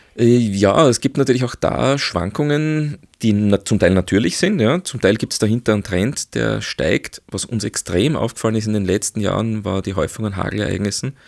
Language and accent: German; Austria; bei uns in Österreich